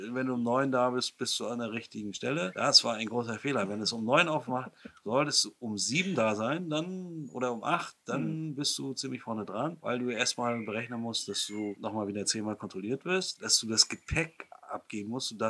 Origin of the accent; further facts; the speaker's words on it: East Germany, Germany; Gerade als Ostdeutscher denk, fühlt man sich so ein bisschen zurückgebiet in die Zeit der, der DDR.